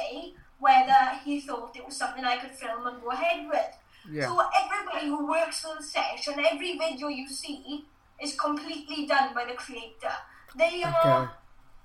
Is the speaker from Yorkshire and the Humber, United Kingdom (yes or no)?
no; South Wales, United Kingdom; because I'm from South Wales, I had to have a different dialect.